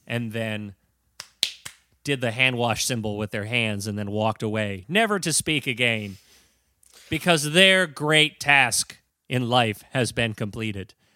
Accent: United States; I'm an American.

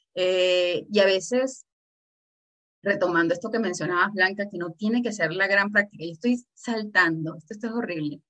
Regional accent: Venezuela; yo soy de Venezuela

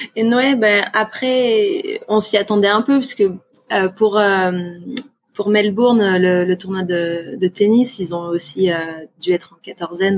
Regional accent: Réunion; also born or lived in Auvergne; mes premiers souvenirs c'était à la Réunion clairement parce que à la base on vient d'Auvergne. Ils ont déménagé à la Réunion, j'avais 20 mois

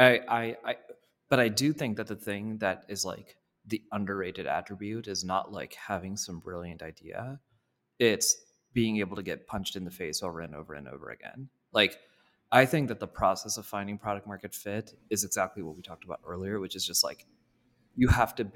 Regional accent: India; moved away; I'm from India

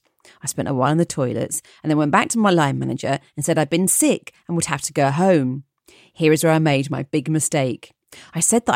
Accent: Cedar Rapids, Iowa, United States; I grew up in Cedar Rapids, Iowa.

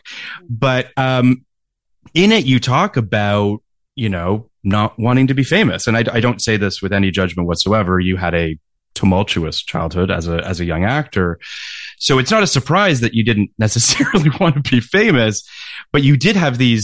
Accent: Toronto, Ontario, Canada; I grew up in Toronto

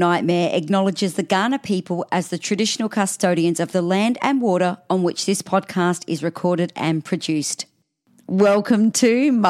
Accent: Austria; Sorry. We speak Austrian.

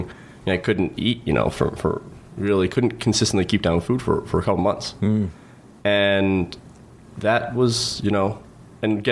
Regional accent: Long Island, New York, United States; North Shore, Long Island

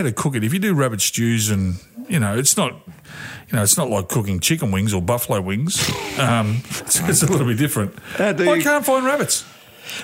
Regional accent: Sunbury, Victoria, Australia; I grew up in Sunbury.

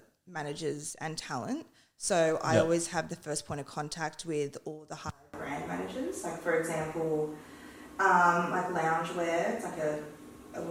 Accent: Sydney, New South Wales, Australia; I'm born and raised on the Northern Beaches.

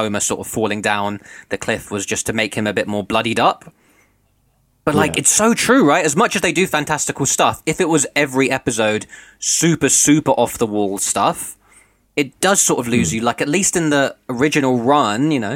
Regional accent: United Kingdom; as a British viewer of the show

